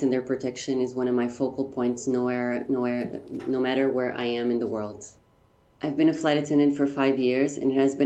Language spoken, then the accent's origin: English; Lisbon, Portugal; I'm from Lisbon, and I'm a candidate in Miss Universe Portugal 2023